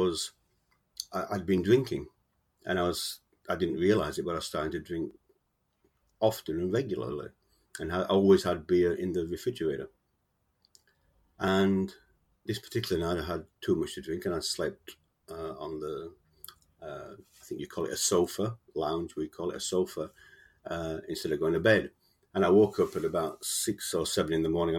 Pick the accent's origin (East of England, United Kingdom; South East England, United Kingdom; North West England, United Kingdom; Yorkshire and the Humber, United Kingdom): Yorkshire and the Humber, United Kingdom; Sheffield; moved away as an adult; now in Australia; I was born in Sheffield in the UK, South Yorkshire, and I moved to Australia in the mid-70s